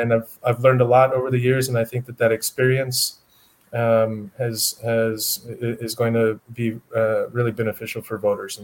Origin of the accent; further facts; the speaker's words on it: Wyoming, United States; now in El Paso, United States; I'm originally from Wyoming. I moved to El Paso